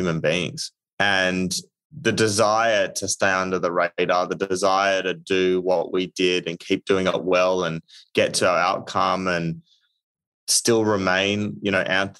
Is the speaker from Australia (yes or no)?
yes; Australia; moved away as an adult; now in United States; being Australian